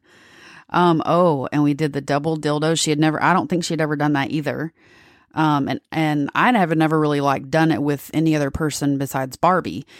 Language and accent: English; Texas, United States; I'm from Texas